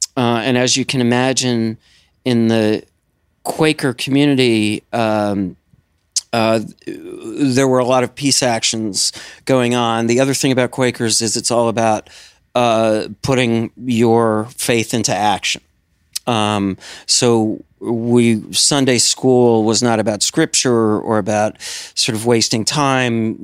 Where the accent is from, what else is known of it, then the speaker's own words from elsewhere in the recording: Madison, Wisconsin, United States; moved away as an adult; also born or lived in Philadelphia, Pennsylvania; I was born in Madison. When I was about, uh, three years old, I moved, uh, outside of Philly and then back to Madison for high school